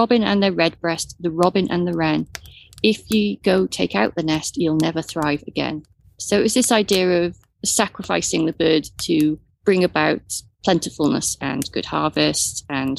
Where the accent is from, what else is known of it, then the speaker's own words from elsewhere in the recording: Wales, United Kingdom; You're looking at me as the Welsh person in the group